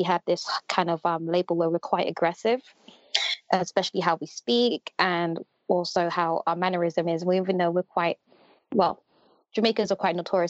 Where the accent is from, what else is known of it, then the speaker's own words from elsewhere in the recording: London, United Kingdom; I was born and raised in West London